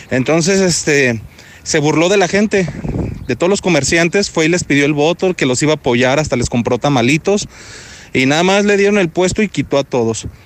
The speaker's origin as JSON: {"language": "Spanish", "town": "Guadalajara", "region": "Jalisco", "country": "Mexico", "said": "Mira, yo soy de Guadalajara y acabo de llegar aquí en abril."}